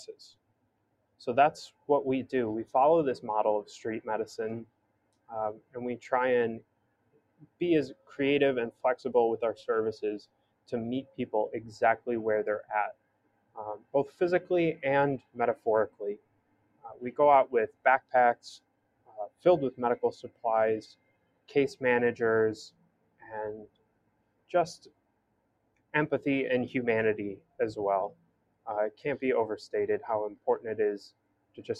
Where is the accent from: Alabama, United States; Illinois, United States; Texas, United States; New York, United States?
Illinois, United States; Hinsdale; moved away as an adult; now in Miami, United States; I grew up in Hinsdale, Burr Ridge, kind of like right on County Line Road